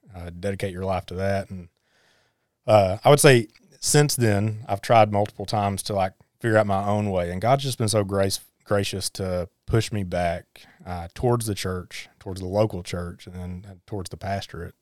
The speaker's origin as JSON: {"language": "English", "town": "Harlan", "region": "Kentucky", "country": "United States", "tie": "born or raised there", "said": "I was born and raised in Harlan"}